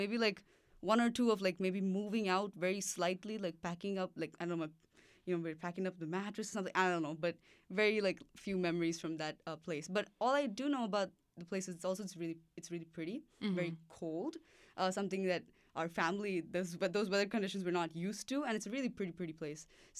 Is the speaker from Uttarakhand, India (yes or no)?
yes; Dehradun, Uttarakhand, India; born there; also born or lived in Chennai; my parents moved to the north because of my dad's job in the oil sector in India, and so I was born in Dehradun, and I was there for the first 3 years of my life, I think, yeah. And then after that, I moved to Chennai for a very short time